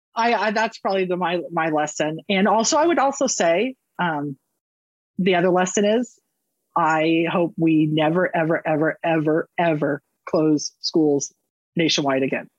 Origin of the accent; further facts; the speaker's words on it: Northern California, United States; I was raised in Northern California